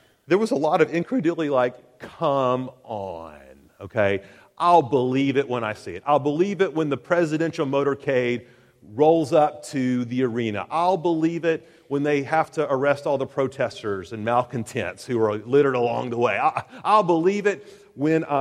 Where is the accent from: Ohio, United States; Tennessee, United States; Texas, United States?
Tennessee, United States; Chattanooga; 1987, I was graduating from Eastridge High School in Chattanooga, Tennessee.